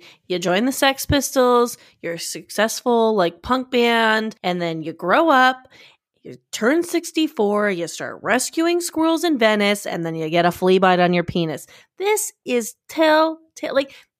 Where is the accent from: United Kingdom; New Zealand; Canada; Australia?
Australia; Wait, hold on. I'm too Australian.